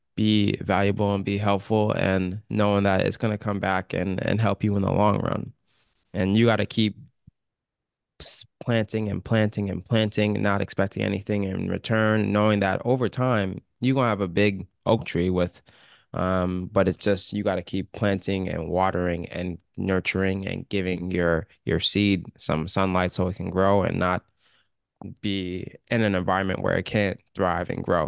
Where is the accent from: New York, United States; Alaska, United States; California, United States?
Alaska, United States; we do have black people in Alaska. There's a lot of black people in Alaska